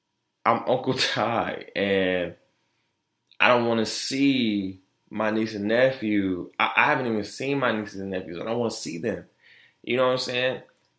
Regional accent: Florida, United States; born there; also born or lived in Detroit, United States; if you know me, I was born in Florida. Moved to Detroit.

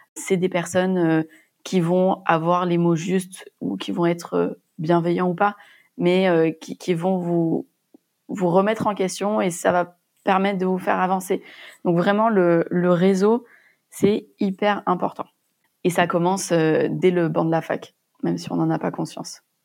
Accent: Montpellier, Occitania, France; moved away as an adult; also born or lived in Châtenay-Malabry / Cambodia; je suis originaire de Montpellier où j'ai fait mes études de pharmacie

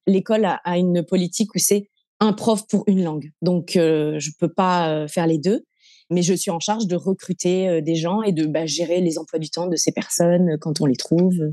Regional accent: Montpellier, Occitania, France; moved away as an adult; also born or lived in Lebanon / Singapore; now in Indonesia; je suis originaire de Montpellier, dans le sud de la France. Euh, j'ai grandi avec euh, toute ma famille autour de moi

